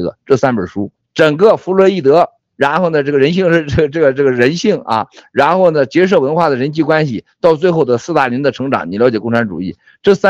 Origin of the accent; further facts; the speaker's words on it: China; 咱们作为中国人啊，